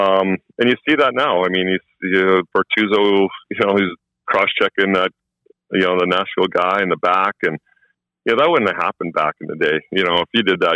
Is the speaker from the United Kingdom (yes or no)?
no; Edmonton, Alberta, Canada; moved away; It's kind of my hometown